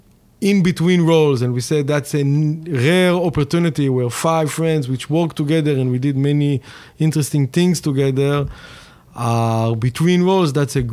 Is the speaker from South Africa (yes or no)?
no; Tel Aviv, Tel Aviv District, Israel; So I'm born and raised in Tel Aviv, and did probably the normal, usual type of career path for many Israelis.